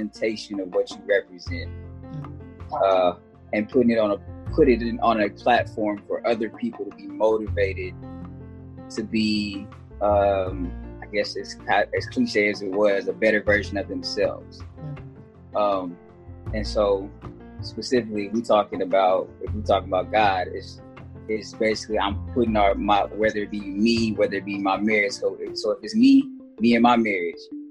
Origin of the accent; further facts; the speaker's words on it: Texas, United States; moved away as an adult; also born or lived in Victoria, Texas / Kilgore, Texas / Austin, Texas; now in Arizona, United States; I was born in Victoria, Texas. Moved to Kilgore, Texas, and then moved to Austin, Texas, and then back to Kilgore, Texas